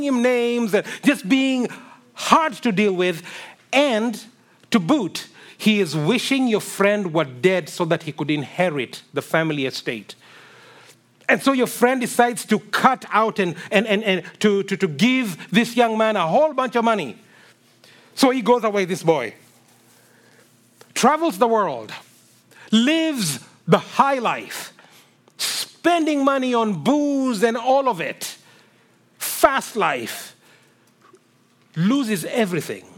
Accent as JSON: {"language": "English", "country": "Kenya", "tie": "born or raised there", "moved": "yes", "said": "I grew up in Kenya"}